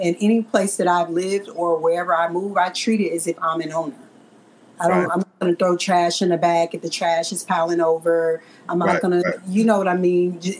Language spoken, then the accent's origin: English; Los Angeles, California, United States; moved away as an adult; also born or lived in Gardena, California; now in Chicago, United States; I'm from South Central Los Angeles